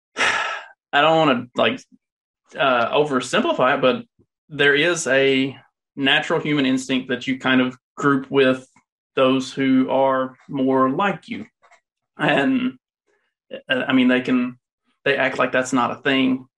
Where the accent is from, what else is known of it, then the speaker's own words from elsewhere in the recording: the South, United States; accent: Southern; moved away; I don't live in the South currently, but if you can't tell by my accent, I'm pretty Southern.